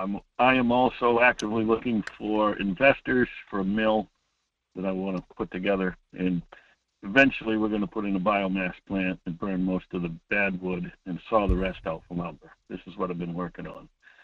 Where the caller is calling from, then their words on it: Homer, Alaska, United States; Hi, Mike. … from Homer.